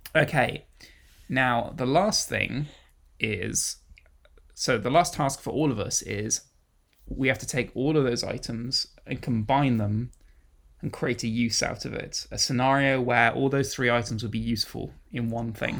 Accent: United Kingdom; as a British person

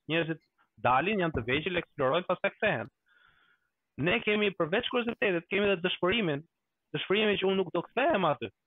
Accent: Albania; now in Stockholm, Sweden; jam suedes kur shkoj në Shqipëri dhe jam shqiptar kur vin po. në Suedi.

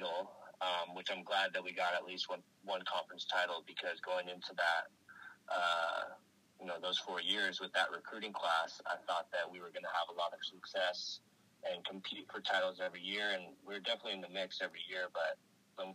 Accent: Oakland, California, United States; I grew up in Oakland

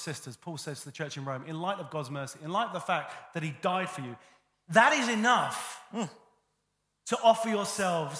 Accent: United Kingdom; I'm British and I have a stiff upper lip

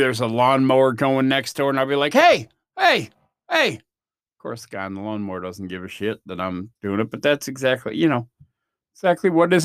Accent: United States; I'm from the States

